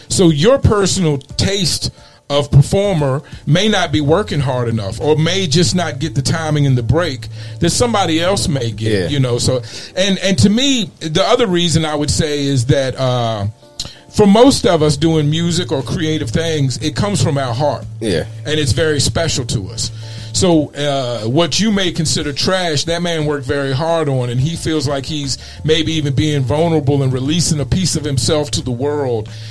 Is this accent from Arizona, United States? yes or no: yes; Mesa, Arizona, United States; hailing from my hometown of Mesa